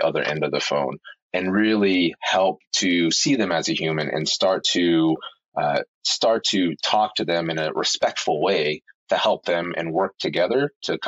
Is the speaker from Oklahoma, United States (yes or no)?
yes; Oklahoma City, Oklahoma, United States; I grew up in Oklahoma City, which is, you know, basically center of, you know, middle America.